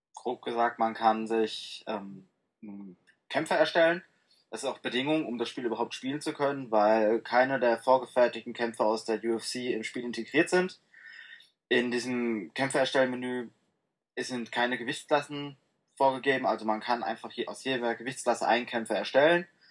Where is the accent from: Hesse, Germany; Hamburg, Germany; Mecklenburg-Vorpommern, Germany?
Hesse, Germany; Frankfurt am Main; Ich äh, komme aus dem wunderschönen Frankfurt am Main in Hessen.